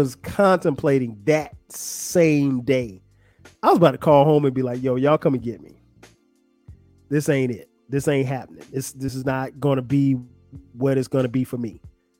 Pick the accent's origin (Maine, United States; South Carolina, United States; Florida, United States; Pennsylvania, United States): South Carolina, United States; Florence; where I grew up in Florence, South Carolina